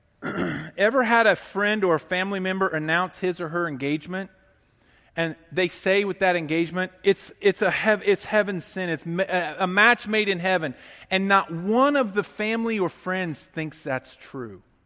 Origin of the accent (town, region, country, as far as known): United States